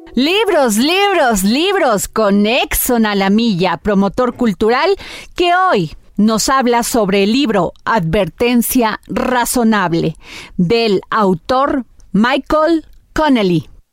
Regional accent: Veracruz, Mexico; yo soy veracruzana

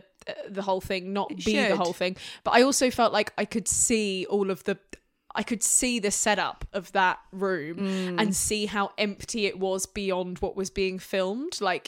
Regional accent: Utah, United States; I grew up in Utah, which you might know as a Mormon place, but I had a great family.

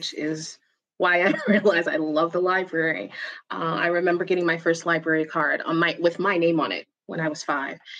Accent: New York City, New York, United States; now in New Jersey, United States; I am from Brooklyn, New York, and I live in New Jersey. Proud New Yorker.

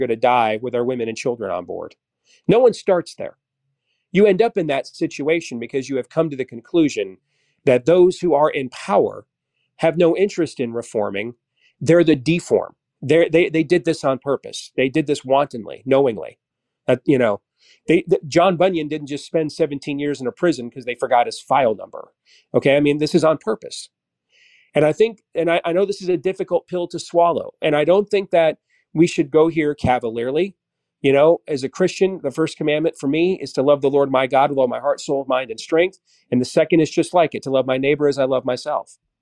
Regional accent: Iowa, United States; my home state of Iowa

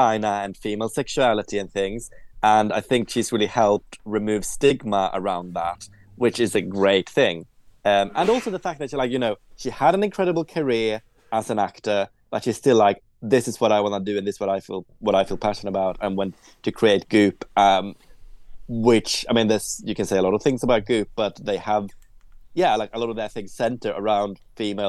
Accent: Sweden; I grew up in Sweden

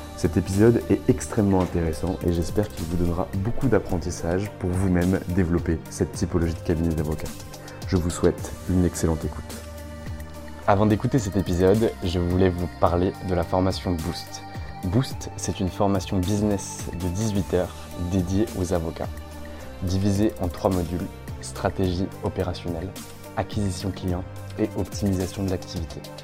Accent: Lorraine, Grand Est, France; je suis dans ma terre natale en Lorraine

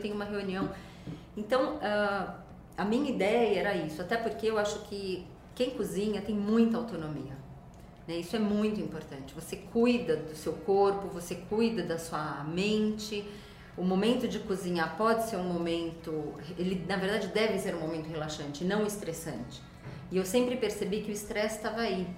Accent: Brazil; moved away as an adult; eu morei muito tempo fora do Brasil e vi muitas ideias lá. Quando eu voltei para o Brasil

